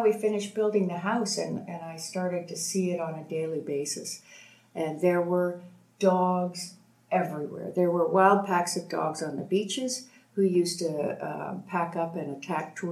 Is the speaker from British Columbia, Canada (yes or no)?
no; Toronto, Ontario, Canada; moved away as an adult; also born or lived in Boulder, Colorado, United States; now in Mexico; I'm from Toronto and still Canadian